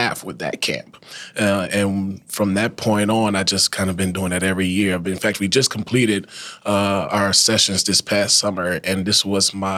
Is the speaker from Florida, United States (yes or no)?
no; Thibodaux, Louisiana, United States; now in Lafayette, United States; I'm initially from Thibodaux, Louisiana. I was born and raised there, spent all of my childhood and young adult life there, until I graduated from high school in 2012